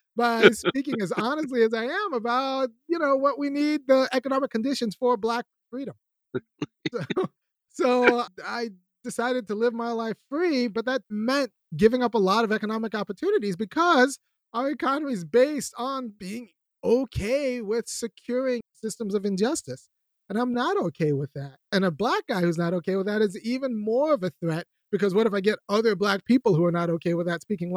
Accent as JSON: {"language": "English", "region": "California", "country": "United States", "tie": "born or raised there", "moved": "as an adult", "lives_now": "Athens, United States", "said": "I don't live in California. I grew up in California. Then I was priced out of California"}